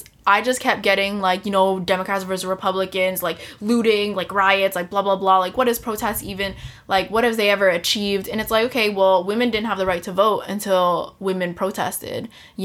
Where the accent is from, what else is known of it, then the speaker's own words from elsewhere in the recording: United States; as an American